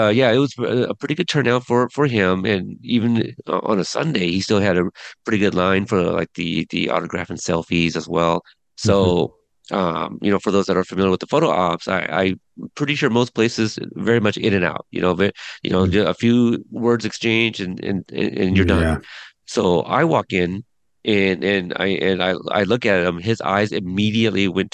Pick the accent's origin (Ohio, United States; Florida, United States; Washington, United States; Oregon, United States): Oregon, United States; Portland; my hometown, Portland, Oregon.